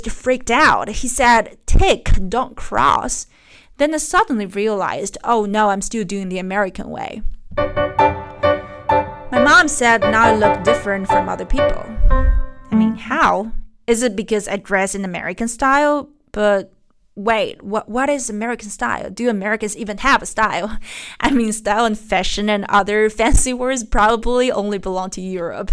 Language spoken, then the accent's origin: English; Beijing, China; moved away as an adult; also born or lived in United States; I grew up in Beijing and lived in the US for about 3 years, studying and working as a journalist. Now I came back to Beijing